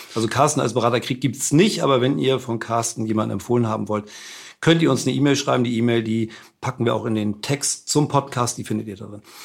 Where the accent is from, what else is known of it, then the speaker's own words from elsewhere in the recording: Hamburg, Germany; als Hamburger hat man, glaube ich, auch ohnehin, jetzt wenn man da gebürtig ist und damit aufgewachsen ist